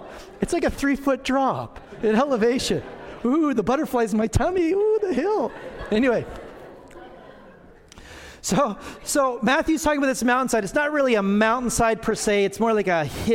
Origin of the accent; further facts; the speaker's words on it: Alberta, Canada; now in Manitoba, Canada; I grew up in Alberta on the foothills.